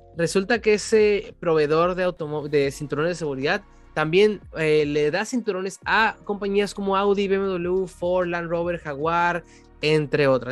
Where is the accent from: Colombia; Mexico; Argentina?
Mexico; soy de México